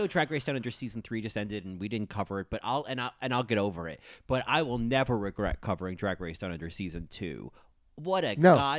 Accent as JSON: {"language": "English", "town": "Atlanta", "region": "Georgia", "country": "United States", "said": "I'm from Atlanta, Georgia."}